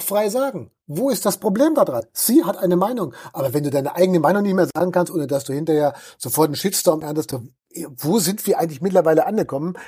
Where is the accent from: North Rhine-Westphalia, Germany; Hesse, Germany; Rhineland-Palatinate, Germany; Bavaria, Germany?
Bavaria, Germany; Balderschwang; meine Heimatgemeinde Balderschwang